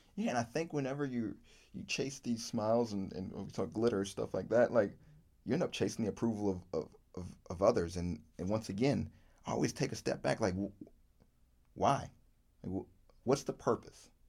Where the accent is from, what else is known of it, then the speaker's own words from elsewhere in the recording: Virginia, United States; I grew up in Virginia